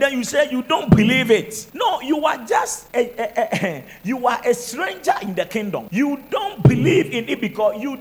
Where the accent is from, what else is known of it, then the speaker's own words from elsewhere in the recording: Koforidua, Eastern Region, Ghana; I come from Koforidia, Koftown